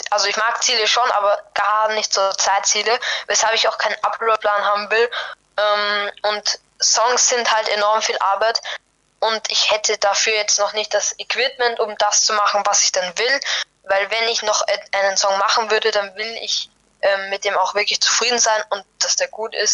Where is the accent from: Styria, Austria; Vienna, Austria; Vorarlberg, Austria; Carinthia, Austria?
Vienna, Austria; Ich komme aus Wien, aus Österreich. Eventuell merkt man das auch ein bisschen an meinem Akzent.